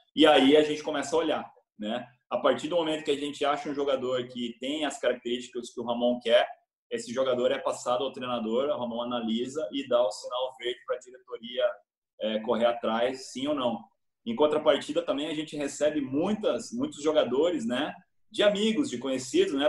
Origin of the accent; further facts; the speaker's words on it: Brazil; sou brasileiro